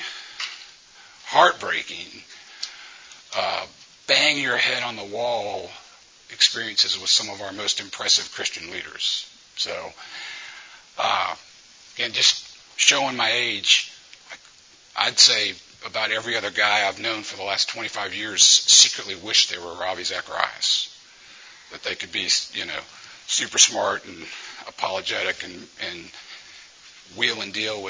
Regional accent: Louisiana, United States; moved away as an adult; now in Memphis, United States; I'm from Louisiana originally. I've been living in Memphis for 30 years.

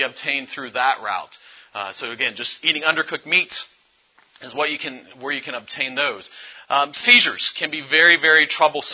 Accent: Findlay, Ohio, United States; I'm from Findlay, Ohio area, which is in northwest Ohio

